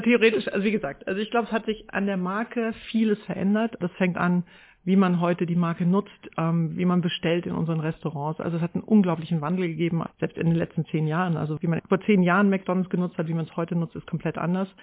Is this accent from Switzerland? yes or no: no; Haßloch, Rhineland-Palatinate, Germany; moved away; also born or lived in Neustadt an der Weinstraße; ich bin in Hasloch im durchschnittlichsten Dorf Deutschlands groß geworden